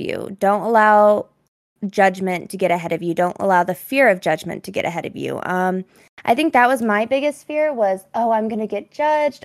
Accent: Colorado, United States; I am from Colorado

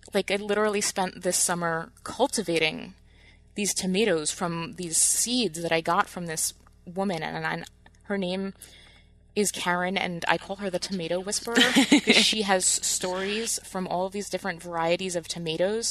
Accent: New Jersey, United States; moved away as an adult; now in Michigan, United States; growing up in New Jersey

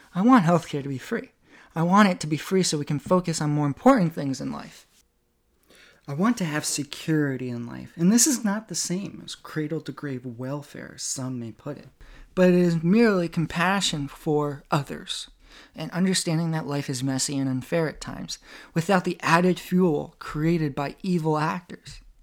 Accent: United States

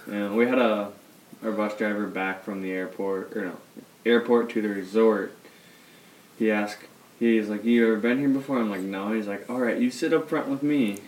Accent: Iowa, United States

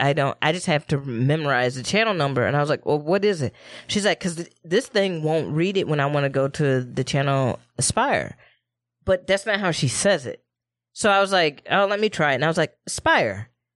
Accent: Midwest, United States; accent: Midwest; We hit vowels hard as fuck in the Midwest.

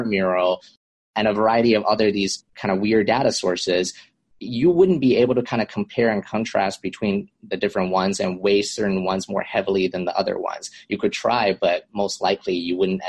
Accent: Vancouver, British Columbia, Canada; moved away as an adult; now in Los Angeles, United States; I'm originally from Vancouver, Canada. I moved down to Los Angeles to attend USC for my undergrad

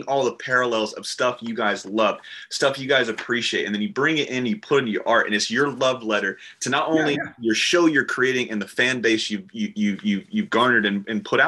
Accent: the South, United States; everybody I grew up with because I'm from the South. So everybody sounded like Fuzzy

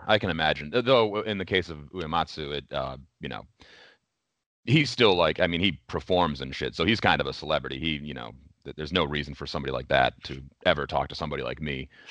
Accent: Oberlin, Ohio, United States; I still live in that town, Oberlin, Ohio

